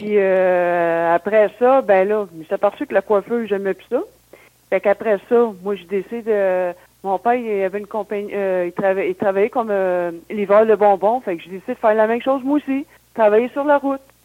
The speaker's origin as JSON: {"language": "French", "town": "Sainte-Thérèse", "region": "Quebec", "country": "Canada", "tie": "born or raised there", "also_born_or_lived": "Saint-Jérôme / Boisbriand / Blainville", "said": "Mais j'ai grandi à Sainte-Thérèse, c'est tout, dans les basses Laurentides, Sainte-Thérèse, Boisbriand et maintenant de, à Blainville. Fait que je suis toujours dans le coin."}